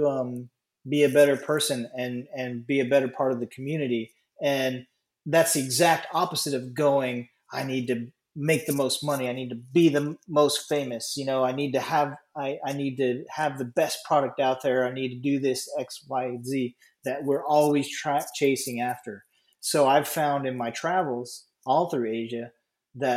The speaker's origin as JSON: {"language": "English", "country": "United States", "said": "I'm an American"}